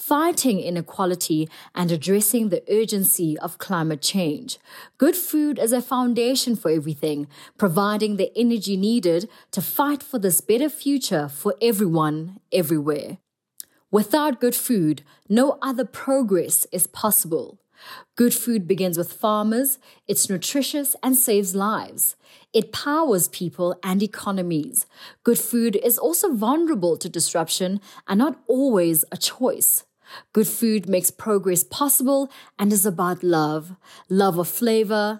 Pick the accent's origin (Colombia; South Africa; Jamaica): South Africa; from South Africa, a celebrity TV chef and member of the Chefs Manifesto